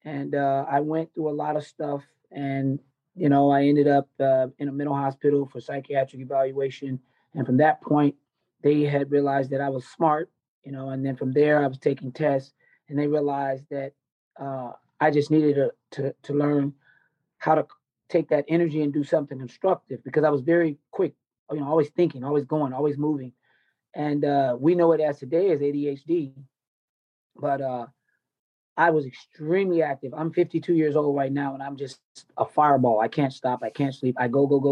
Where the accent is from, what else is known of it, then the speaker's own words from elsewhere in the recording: Nashville, Tennessee, United States; moved away; also born or lived in Dayton, Ohio / Long Beach, California; I grew up in Nashville, Tennessee. I was born in Dayton, Ohio